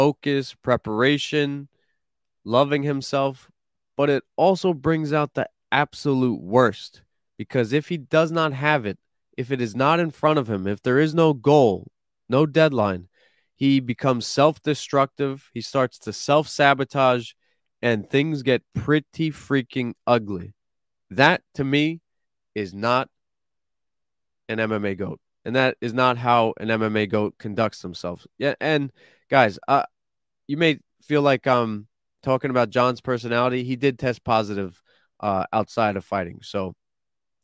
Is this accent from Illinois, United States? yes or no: no; Ronkonkoma, New York, United States; I'm from Ronkonkoma